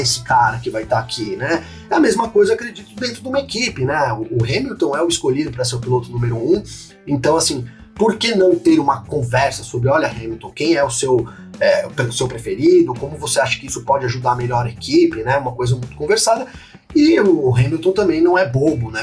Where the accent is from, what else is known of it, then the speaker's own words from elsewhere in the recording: São Bernardo do Campo, São Paulo, Brazil; eu sou aqui de São Bernardo